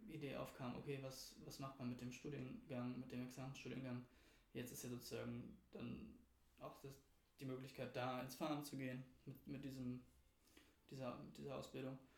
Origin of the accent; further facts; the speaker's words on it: Berlin, Germany; ich bin selbst aus Berlin, aus Berlin-Mitte, äh, aus dem Zentrum der Stadt sozusagen.